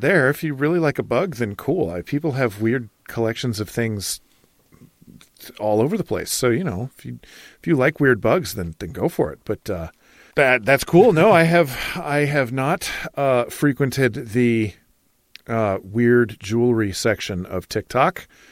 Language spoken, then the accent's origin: English; Michigan, United States; now in Idaho, United States; we gardened where I grew up in Michigan